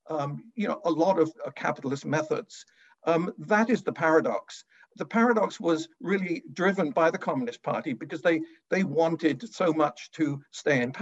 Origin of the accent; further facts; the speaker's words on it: United Kingdom; also born or lived in London; I was off to China as a British exchange student